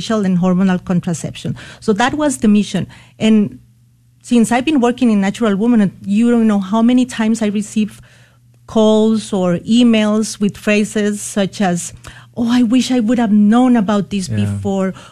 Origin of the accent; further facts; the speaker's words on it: Costa Rica; moved away as an adult; now in San Antonio, United States; I was born and raised in Costa Rica